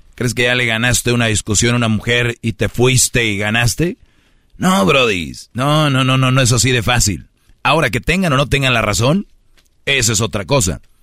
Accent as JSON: {"language": "Spanish", "town": "Monterrey", "region": "Nuevo León", "country": "Mexico", "said": "como buen regio"}